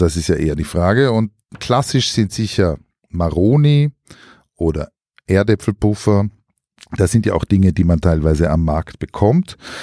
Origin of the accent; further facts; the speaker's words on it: Styria, Austria; in meiner Kindheit noch in der Steiermark